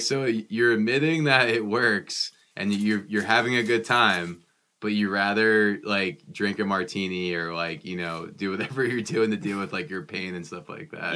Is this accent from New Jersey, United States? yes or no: yes; New Jersey, United States; I grew up in New Jersey